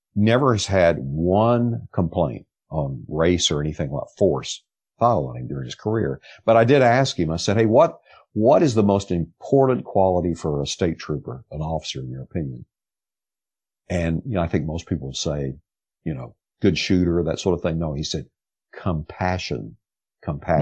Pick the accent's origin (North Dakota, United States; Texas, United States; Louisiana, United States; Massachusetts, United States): Texas, United States; rural; growing up in the South and rural Texas